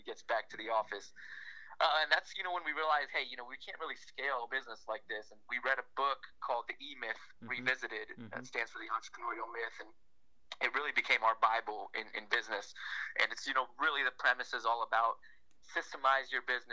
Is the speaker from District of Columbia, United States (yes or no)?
yes; Washington, District of Columbia, United States; moved away as an adult; also born or lived in Miami, Florida; We grew up in Washington, D.C.